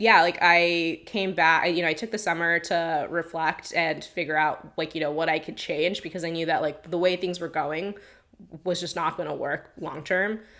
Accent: Long Island, New York, United States; moved away; I'm from Long Island, technically.

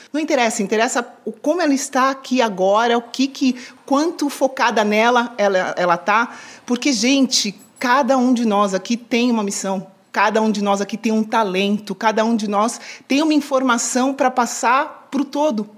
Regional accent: São Paulo, Brazil; now in Miami, United States; sou paulistana

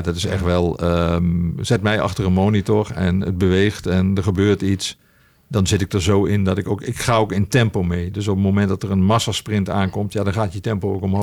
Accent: Limburg, Netherlands; ik ben echt opgegroeid in Limburg met wielrennen

